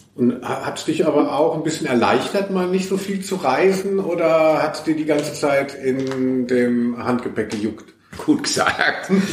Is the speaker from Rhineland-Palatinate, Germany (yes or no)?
no; Hesse, Germany; moved away; also born or lived in Cologne; ich bin ja schon gebürtiger Hesse, war aber über 20 Jahre in Köln.